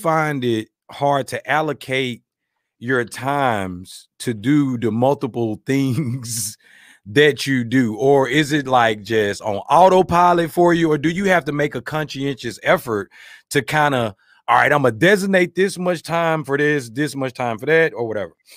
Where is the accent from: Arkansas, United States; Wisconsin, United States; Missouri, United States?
Arkansas, United States; I'm from Arkansas, the Bible Belt